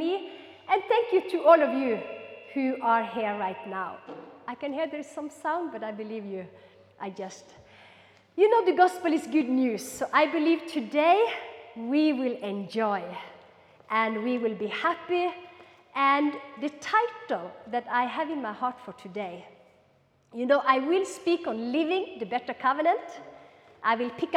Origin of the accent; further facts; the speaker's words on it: Norway; also born or lived in Kenya; I'm Norwegian on this side and I'm Kenyan on this side. I lived 6 years in Kenya